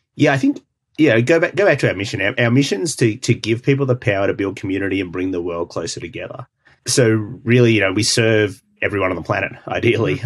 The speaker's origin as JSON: {"language": "English", "country": "Australia", "moved": "yes", "said": "I'm Australian"}